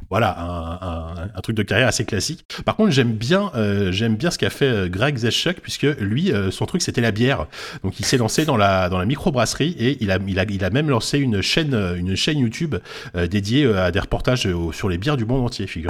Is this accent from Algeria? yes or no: no; France; on est français, on est français